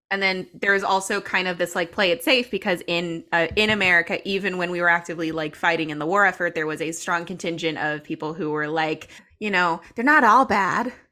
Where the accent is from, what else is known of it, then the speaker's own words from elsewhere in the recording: United States; as an American